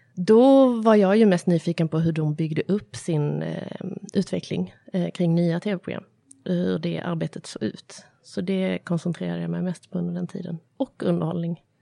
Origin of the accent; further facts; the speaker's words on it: Malmö, Skåne, Sweden; spelade jag teater när jag var liten, eh, Studieteatern i Malmö